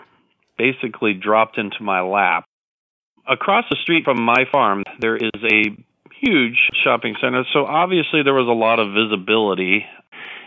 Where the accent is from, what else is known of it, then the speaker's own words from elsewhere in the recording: Modesto, California, United States; I am in Modesto, California. I'm living here since 1982